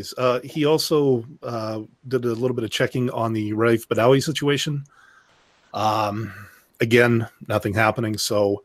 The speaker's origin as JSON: {"language": "English", "country": "Canada", "said": "speaking as a Canadian"}